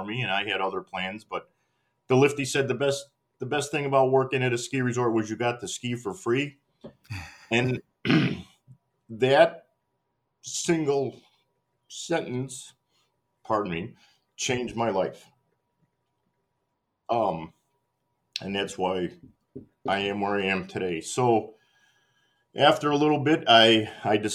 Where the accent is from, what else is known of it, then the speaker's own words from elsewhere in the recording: Elmhurst, Illinois, United States; moved away as an adult; also born or lived in New England / Pennsylvania; now in Wisconsin, United States; I was born and raised in Elmhurst, Illinois, which is, you know, a western suburb of Chicago. Went through my whole childhood there